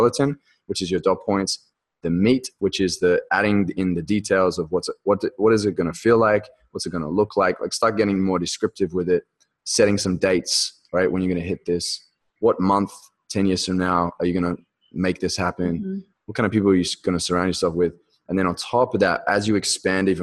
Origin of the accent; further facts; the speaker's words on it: Australia; I'm speaking in Aussie right here, talking meters instead of feet.